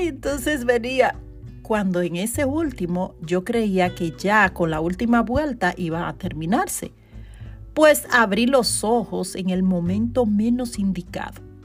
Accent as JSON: {"language": "Spanish", "country": "Dominican Republic", "tie": "born or raised there", "moved": "yes", "lives_now": "New York, United States", "said": "hice un evento en Dominicana y fue todo un éxito y fue en mi ciudad natal"}